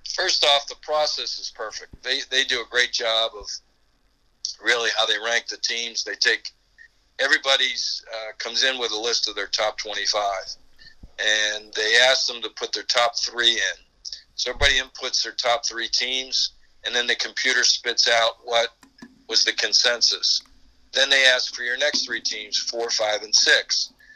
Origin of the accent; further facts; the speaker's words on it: Pittsburgh, Pennsylvania, United States; moved away as an adult; also born or lived in North Carolina; We're both from Pittsburgh